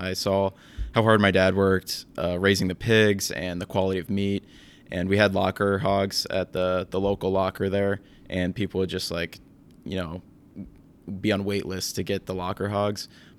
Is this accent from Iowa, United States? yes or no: yes; Williamsburg, Iowa, United States; My family farm is east of Williamsburg, Iowa.